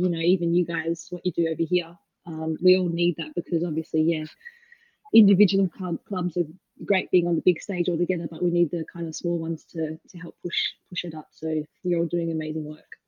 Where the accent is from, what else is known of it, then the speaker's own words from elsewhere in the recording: Perth, Western Australia, Australia; moved away as an adult; also born or lived in Melbourne, Australia; now in Bristol, United Kingdom; I'm originally obviously from Perth